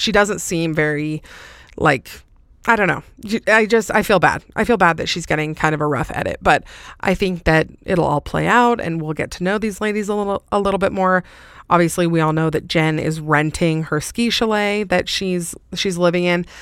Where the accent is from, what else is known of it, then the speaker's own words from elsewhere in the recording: Salt Lake City, Utah, United States; It's obviously in my hometown.